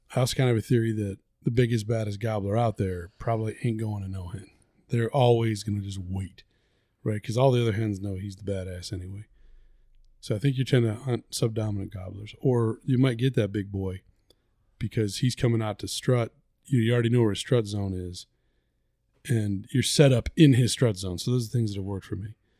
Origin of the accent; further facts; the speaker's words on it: the South, United States; we're from the South